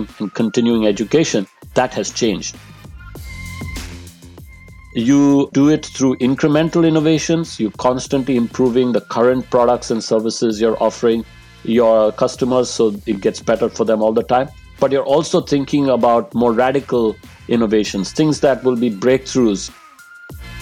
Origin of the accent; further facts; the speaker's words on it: India; moved away as an adult; also born or lived in Delhi, India / Los Angeles, United States / Netherlands / London, United Kingdom; now in Cambridge, United Kingdom; I grew up in India. I lived in many parts of the country.